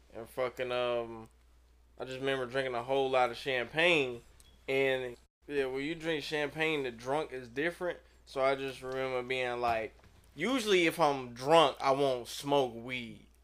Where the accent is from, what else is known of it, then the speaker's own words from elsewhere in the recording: St. Louis, Missouri, United States; moved away as an adult; also born or lived in Los Angeles; I'm from Saint Louis